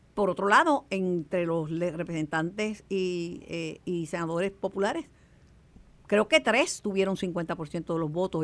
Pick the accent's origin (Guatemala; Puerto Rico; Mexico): Puerto Rico; Mayagüez; mi pueblo de Mayagüez